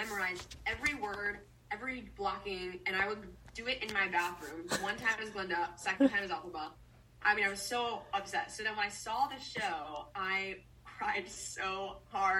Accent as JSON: {"language": "English", "country": "United States", "said": "I love being American"}